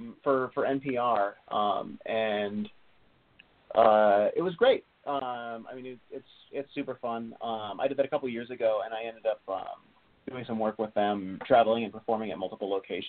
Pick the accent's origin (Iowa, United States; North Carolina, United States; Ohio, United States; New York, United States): Iowa, United States; southern; I grew up on the in Iowa on the southern border, so, you know, we were as close to Missouri.